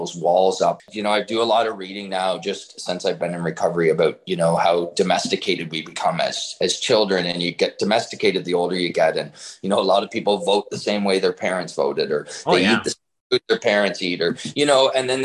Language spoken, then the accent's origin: English; Kingston, Ontario, Canada; I'm originally born and raised in Kingston